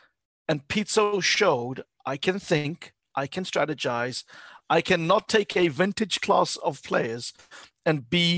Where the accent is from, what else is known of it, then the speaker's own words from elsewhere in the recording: South Africa; I think there's pride as a South African I take in his achievement. There's pride as a Pan-African to see him at that helm.